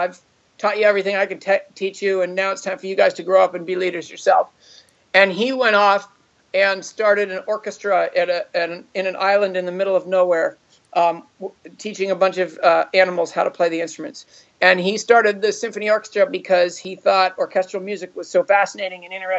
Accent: Los Altos, California, United States; I grew up here in Los Altos.

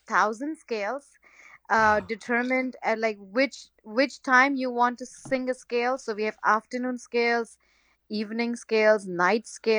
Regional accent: India; first language Gujarati; English is a second language; moved away; So I was born and raised in India

